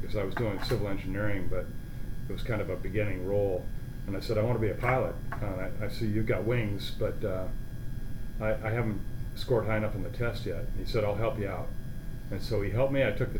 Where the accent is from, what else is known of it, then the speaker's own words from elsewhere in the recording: Seattle, Washington, United States; also born or lived in Pullman, Washington; I grew up in North Seattle. My last year of high school, I was back east in the D.C. area. Then I came back out here to go to Washington State.